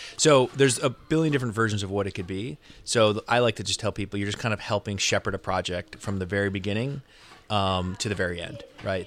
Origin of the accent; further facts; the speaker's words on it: Connecticut, United States; moved away as an adult; also born or lived in Los Angeles; I grew up in Connecticut, so East Coast guy.